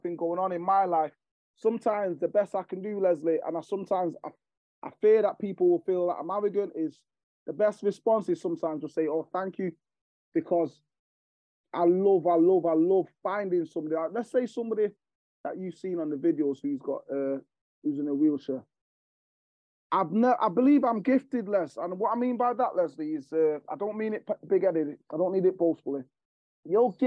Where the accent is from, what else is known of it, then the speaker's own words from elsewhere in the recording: Jamaica; now in Manchester, United Kingdom; I'm from Jamaica. So I'm from an island that there's not much going on there